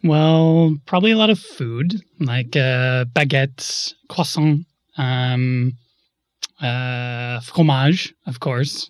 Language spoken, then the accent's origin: English; Wisconsin, United States; now in Berlin, Germany; I'm from Wisconsin. I live in Berlin